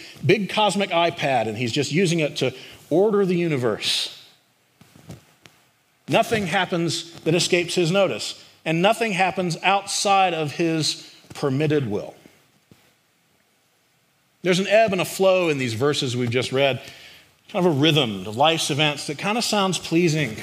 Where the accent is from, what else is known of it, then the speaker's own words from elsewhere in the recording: the Carolinas, United States; moved away; I grew up in the Carolinas